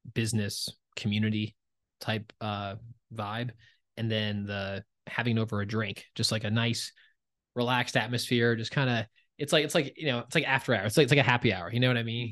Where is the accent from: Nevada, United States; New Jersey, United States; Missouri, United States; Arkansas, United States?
New Jersey, United States; I'm from Jersey